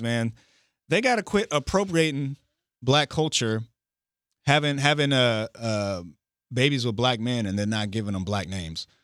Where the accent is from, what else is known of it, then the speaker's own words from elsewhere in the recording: Indiana, United States; I'm from Indiana, so I'm a Pacer fan